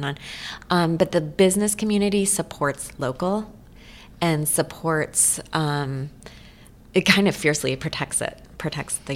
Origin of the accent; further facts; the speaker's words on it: Eugene, Oregon, United States; also born or lived in Portland, Oregon; it's just in my blood growing up in Eugene